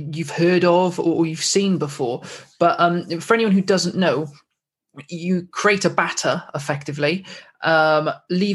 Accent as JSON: {"language": "English", "region": "Wales", "country": "United Kingdom", "said": "I'm Welsh"}